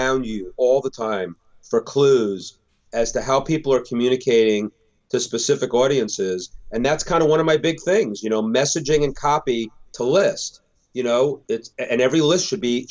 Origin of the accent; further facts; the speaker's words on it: United States; I'm not the American that thinks we're better than everybody, but I am the American that believes